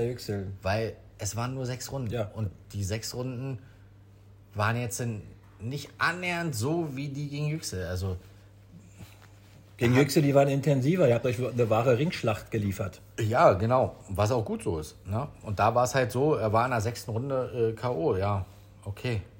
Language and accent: German; Berlin, Germany; aber wir sind da halt groß geworden in Neukölln und der war halt nicht so weit zu laufen für uns.